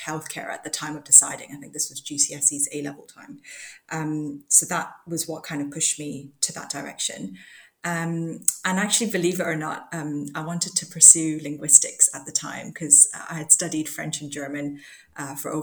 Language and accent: English; Hong Kong; moved away as an adult; now in London, United Kingdom; I grew up in Hong Kong, and I came to the UK to do my undergraduate medical degree, and I've just been here since